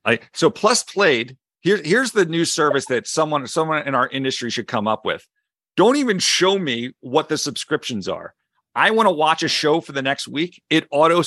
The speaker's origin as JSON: {"language": "English", "town": "Philadelphia", "region": "Pennsylvania", "country": "United States", "accent": "Philly", "said": "my Philly accent"}